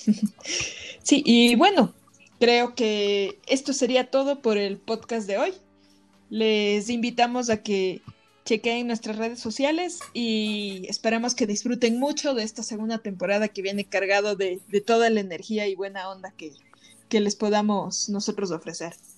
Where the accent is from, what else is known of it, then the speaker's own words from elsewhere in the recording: Ecuador; nosotros como nativos y locales de aquí de Ecuador